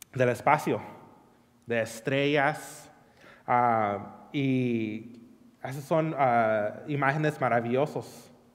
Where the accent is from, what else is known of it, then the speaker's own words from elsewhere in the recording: California, United States; moved away; crecí en California